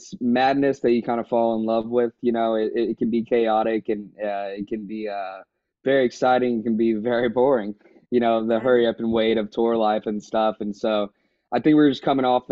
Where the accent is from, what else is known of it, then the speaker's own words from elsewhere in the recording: Houston, Texas, United States; also born or lived in Lake Charles, Louisiana; I grew up here in Houston.